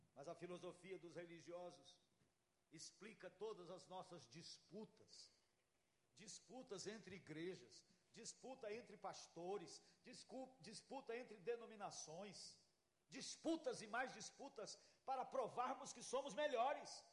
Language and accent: Portuguese; Brazil; eu sou tupiniquim